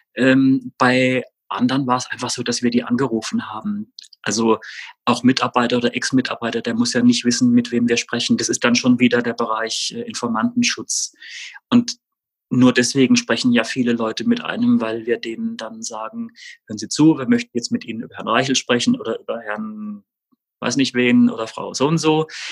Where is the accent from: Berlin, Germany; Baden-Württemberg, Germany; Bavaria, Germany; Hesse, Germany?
Baden-Württemberg, Germany; Rastatt; ich bin in Baden-Württemberg aufgewachsen, in Rastatt